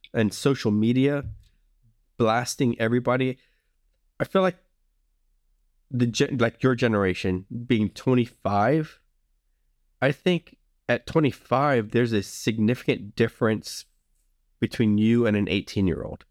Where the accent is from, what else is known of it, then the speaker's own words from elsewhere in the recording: the South, United States; I grew up in the South, um, where people tend to be friendlier